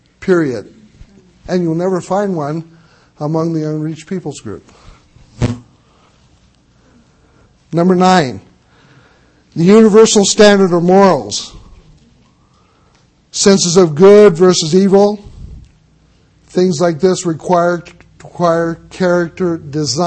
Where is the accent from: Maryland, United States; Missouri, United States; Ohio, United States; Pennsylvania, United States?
Missouri, United States; I'm from Missouri, the state of misery. I was born there